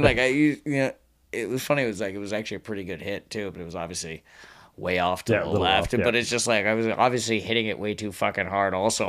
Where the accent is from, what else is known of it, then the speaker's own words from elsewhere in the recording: Bellevue, Washington, United States; I grew up in Bellevue.